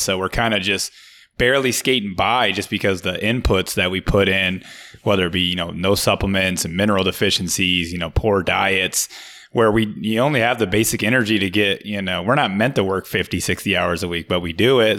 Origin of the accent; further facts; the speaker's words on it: Michigan, United States; moved away as an adult; now in Florida, United States; I'm from Michigan